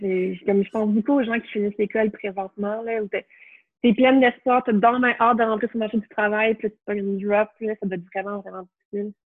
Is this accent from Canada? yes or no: yes; Montreal, Quebec, Canada; also born or lived in Trois-Rivières / Sherbrooke; j'ai grandi à Montréal